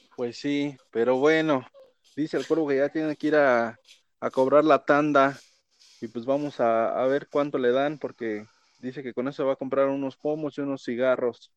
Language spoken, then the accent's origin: Spanish; Mexico; nosotros como mexicanos